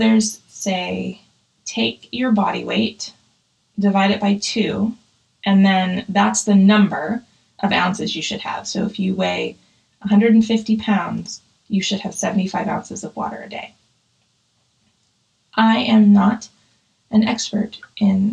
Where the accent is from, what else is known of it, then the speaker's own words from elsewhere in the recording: Pittsburgh, Pennsylvania, United States; I grew up in Pittsburgh